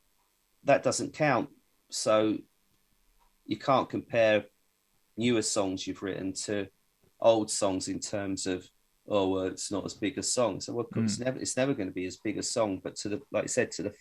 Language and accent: English; Bedford, East of England, United Kingdom; I'm from Bedford